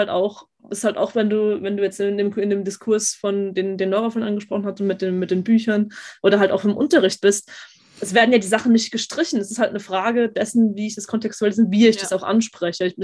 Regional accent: Austria; weil ich bin ja, ich bin ja eigentlich Österreicherin, bei uns sind das Schweden.

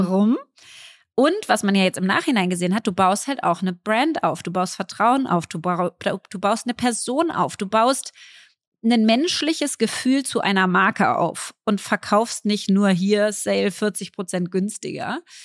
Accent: Berlin, Germany; als Berlinerin

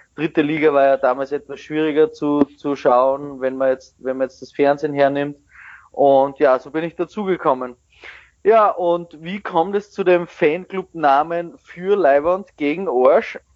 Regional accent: Braunau am Inn, Upper Austria, Austria; now in Vienna, Austria; geboren bin ich in Braunau am Inn

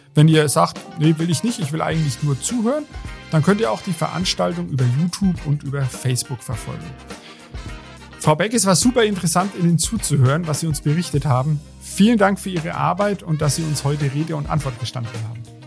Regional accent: Germany; Jetzt hier bei uns in Deutschland, wir leben ja in einer gemäßigten Klimazone

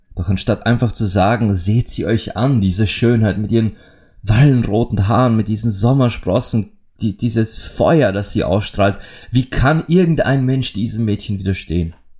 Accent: Austria; bei uns in Österreich

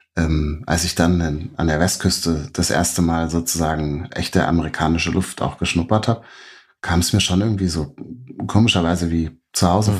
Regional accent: Berlin, Germany; moved away as an adult; also born or lived in New York; ich bin selber als Berliner

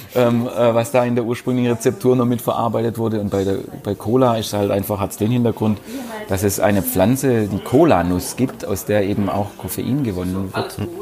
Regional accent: Bietigheim, Baden-Württemberg, Germany; bei uns in Bietigheim

